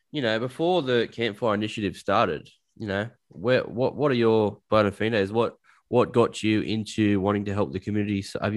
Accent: Dubbo, New South Wales, Australia; now in Newcastle, Australia; I'm only 20 minutes away. And to hear something like this going on, I mean, it's great. I mean, I'm from Dubbo originally. For those of you who don't know, it's a community in 4 hours inland from the east coast of Australia. A small country town

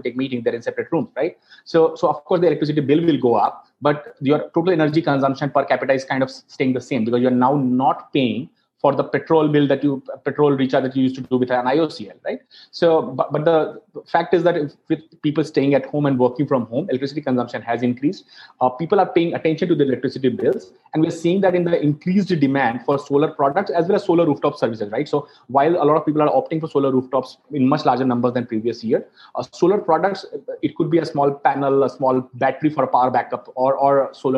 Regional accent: Muzaffarpur, Bihar, India; moved away; I come from Muzaffarpur in Bihar

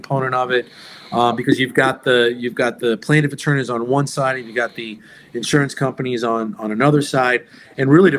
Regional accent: New York, United States; also born or lived in Pinellas County, Florida; now in Indian Rocks Beach, United States; I grew up in New York, and I've lived here in the state of Florida now longer than the time I grew up in New York

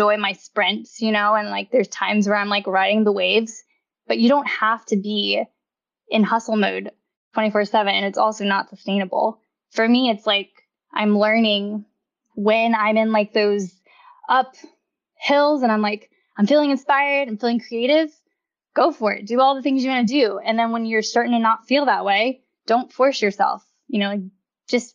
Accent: Kentucky, United States; also born or lived in New York; now in Austin, United States; I'm from Kentucky, but my grandparents and all of my mom's side of the family, the Korean side, they're all in Texas

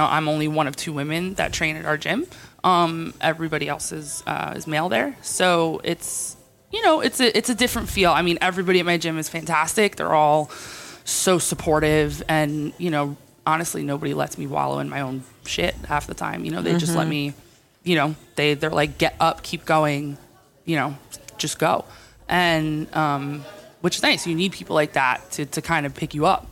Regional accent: Jersey Shore, New Jersey, United States; I am from New Jersey. I'm from the Jersey Shore.

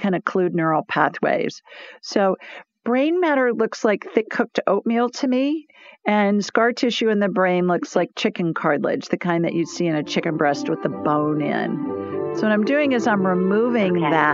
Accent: Columbus, Ohio, United States; Columbus, Ohio, the city of my birth

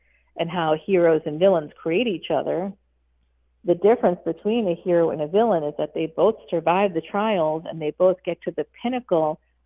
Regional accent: Boston, Massachusetts, United States; I was born in Boston

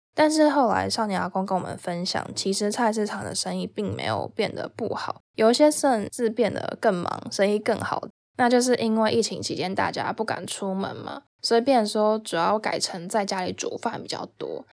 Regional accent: Taipei, Taiwan; 我本身是台北人，就是一个都市的小孩

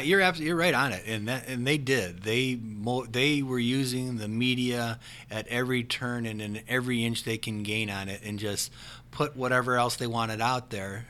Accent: Parma, Ohio, United States; I grew up in Parma and I'm still in that area

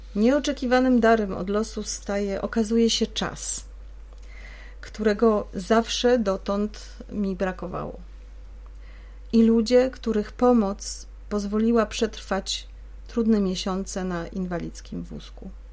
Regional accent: Poznań, Greater Poland, Poland; w rodzinnym Poznaniu

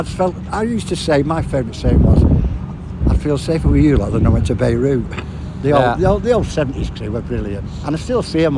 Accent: Flixton, North West England, United Kingdom; I'm from Woods End

